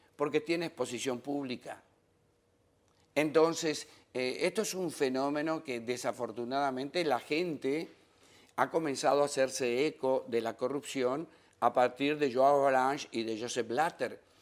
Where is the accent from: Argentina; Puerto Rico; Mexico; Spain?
Argentina; Patagonia; moved away as an adult; also born or lived in France; now in Dominican Republic; Es que soy patagónico, extraditado